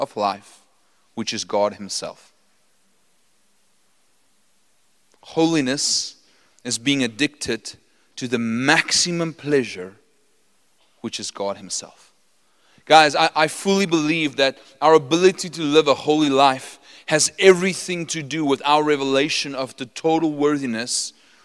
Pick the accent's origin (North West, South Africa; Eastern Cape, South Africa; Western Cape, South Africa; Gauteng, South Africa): North West, South Africa; Potchefstroom; I'm from Potchefstroom. I'm an original Potchie. Okay, I didn't just study there.